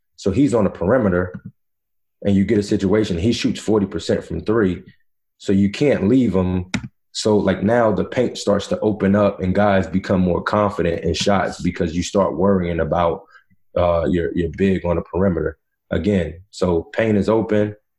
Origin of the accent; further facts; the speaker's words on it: Virginia, United States; also born or lived in North Carolina; I went to high school, middle school in Virginia